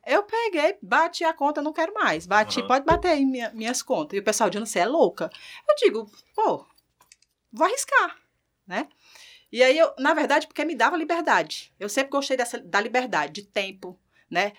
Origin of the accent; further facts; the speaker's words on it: Ceará, Brazil; moved away as an adult; now in Natal, Brazil; Sou cearense e vim de lá para cá para gerenciar uma empresa